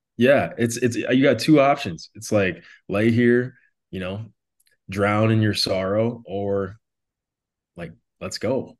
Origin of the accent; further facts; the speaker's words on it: Wishek, North Dakota, United States; now in Arizona, United States; I'm originally from Wishick, North Dakota, uh, a town of about a thousand people in South Central part of the state.